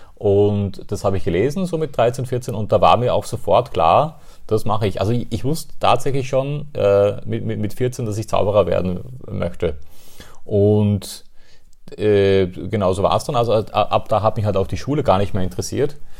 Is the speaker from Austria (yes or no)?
yes; Austria; ich komme aus Österreich